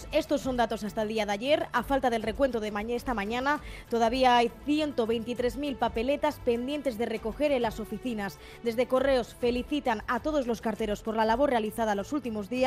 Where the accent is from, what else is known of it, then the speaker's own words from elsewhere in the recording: Bilbao, Basque Country, Spain; now in Pamplona, Spain; O sea, soy de Bilbao, vivo en Pamplona y estoy censada allí, pero venía aquí al puente